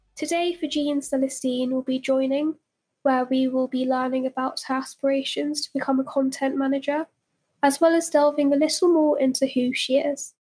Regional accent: Azerbaijan; now in Rome, Italy; I am living in Rome, originally I am from Azerbaijan

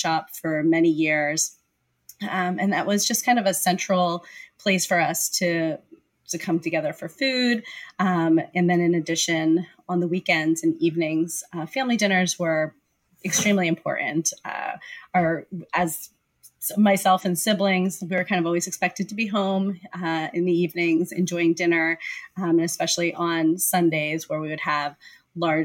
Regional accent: Pennsylvania, United States; I grew up in Pennsylvania

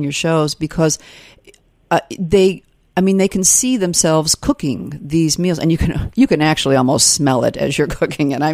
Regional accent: New York, United States; as a New Yorker

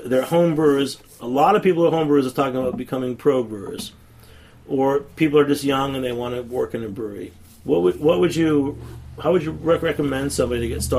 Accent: New England, United States; because I grew up in New England, too

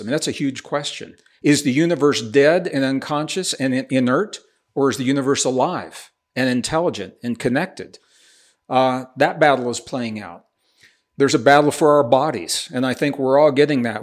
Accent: Missouri, United States; also born or lived in Taos, New Mexico; now in New Mexico, United States; I'm a Midwestern boy. I was born in, in Missouri

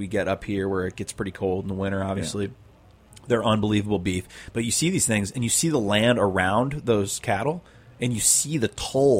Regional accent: St. Louis, Missouri, United States; it's a mix of where I grew up in St. Louis doing ribs and working on that pig farm

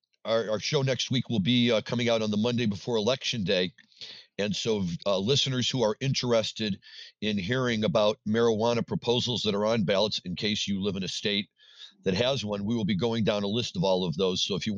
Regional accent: Missouri, United States; moved away; So Missouri. The state of my birth, I grew up in Missouri, still remain a diehard St. Louis Cardinal fan, and was just in St. Louis last week visiting my father.

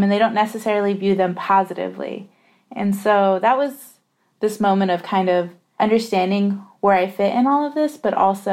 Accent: Redlands, California, United States; I was born and raised in the Inland Empire, which is about 60 miles east of Los Angeles. And so I was raised in the city of Redlands, which is in the county of San Bernardino

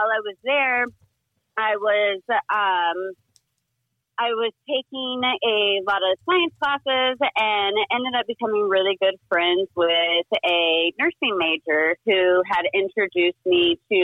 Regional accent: North Carolina, United States; moved away as an adult; also born or lived in Portland; now in California, United States; I'm originally from North Carolina. I grew up on the coast over there.

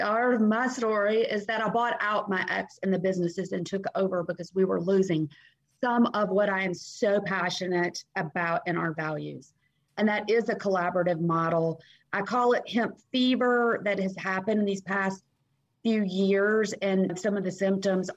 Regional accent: Nashville, Tennessee, United States; I grew up Southern in Nashville, Tennessee

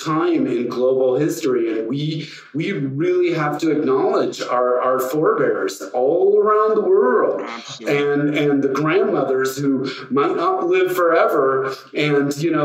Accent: Northern California, United States; also born or lived in Mexico City; as a little kid growing up in Northern California

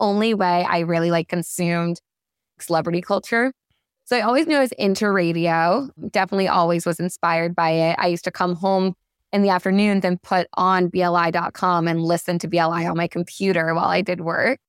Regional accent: Long Island, New York, United States; I grew up on Long Island, a loyal listener of WBLI and Z100 a little bit. But where I'm from, the audio would cut in and out for Z100. I was a little too far out on Long Island.

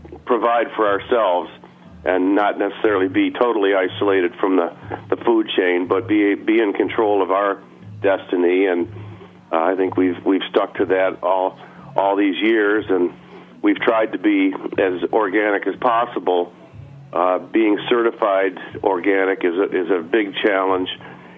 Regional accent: Finger Lakes, New York, United States; we're from the Finger Lakes

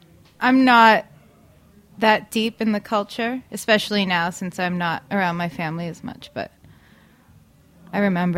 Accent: Danvers, Massachusetts, United States; Yep. Danvers, Mass.

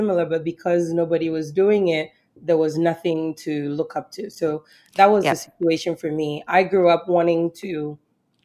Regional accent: southern Ghana, Ghana; moved away; growing up in Ghana, food was just something everybody did

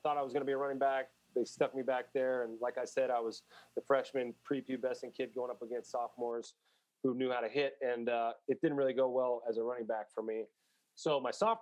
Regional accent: San Jose, California, United States; moved away as an adult; also born or lived in Los Angeles, California; now in Denver, United States; I grew up in San Jose, which is in the Bay Area.

